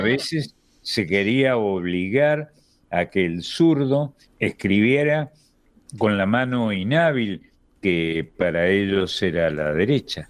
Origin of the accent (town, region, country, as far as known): Argentina